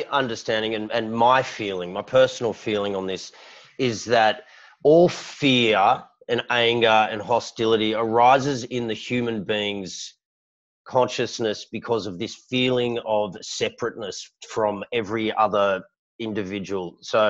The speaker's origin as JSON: {"language": "English", "town": "Sydney", "region": "New South Wales", "country": "Australia", "tie": "born or raised there", "said": "I was born and raised here in Sydney"}